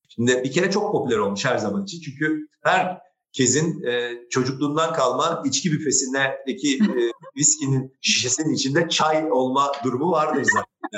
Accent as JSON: {"language": "Turkish", "region": "Istanbul", "country": "Turkey", "tie": "born or raised there", "also_born_or_lived": "Beyoğlu, Istanbul", "said": "Kadıköy benim büyüdüğüm yer, benim ana vatanım"}